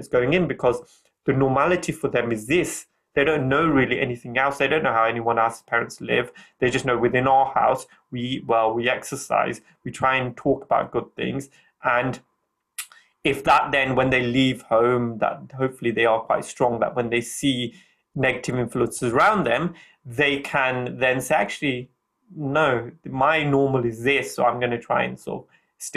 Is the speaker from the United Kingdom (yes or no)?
yes; United Kingdom; I'm from an Indian background. So my Indian culture is very strong. But then I have a British culture as well, because I'm born here